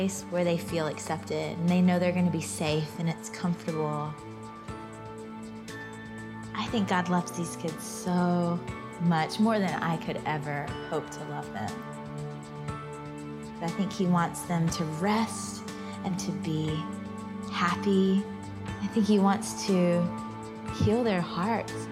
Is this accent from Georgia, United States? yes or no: yes; Georgia, United States; I grew up in Georgia, mostly at my grandmother's house